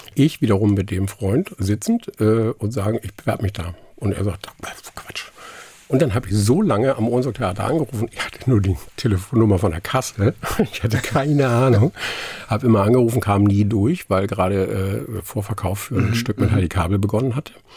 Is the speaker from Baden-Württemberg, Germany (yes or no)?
no; Ramelsloh, Lower Saxony, Germany; first language Low German; German is a second language; moved away as an adult; also born or lived in Stelle / Hamburg; now in near Bremen, Germany; ich bin zwar in Niedersachsen geboren, aufgewachsen, aber ab dem Gymnasium, mhm. was ich in Harburg gemacht habe, äh, die Schule, äh, danach war ich eigentlich, oder empfinde ich mich, empfand ich mich eigentlich immer als Hamburger